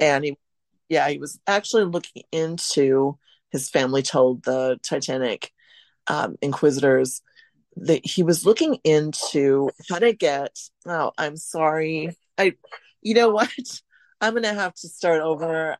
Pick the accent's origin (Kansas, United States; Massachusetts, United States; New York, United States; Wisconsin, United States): Wisconsin, United States; Central; I'm talking to you from now at my hometown, uh, Central Wisconsin